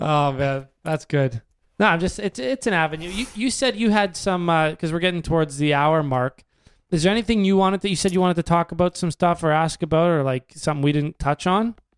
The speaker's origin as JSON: {"language": "English", "country": "Canada", "said": "being a Canadian in the States"}